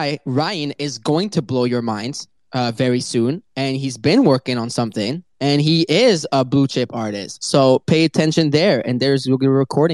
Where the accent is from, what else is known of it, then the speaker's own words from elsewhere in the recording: Paris, Île-de-France, France; it's my hometown.